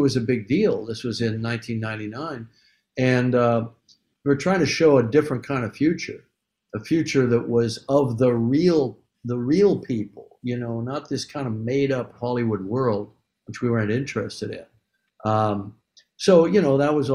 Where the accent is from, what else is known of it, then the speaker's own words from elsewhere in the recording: Canada; I'm white. I'm Canadian